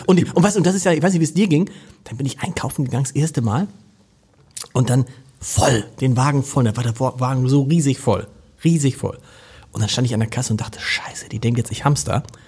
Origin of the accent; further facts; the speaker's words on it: Hamburg, Germany; als Hamburger